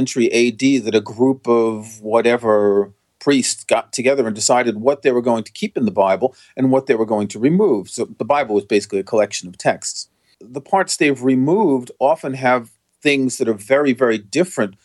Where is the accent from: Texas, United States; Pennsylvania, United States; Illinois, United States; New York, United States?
New York, United States; moved away as an adult; I grew up in New York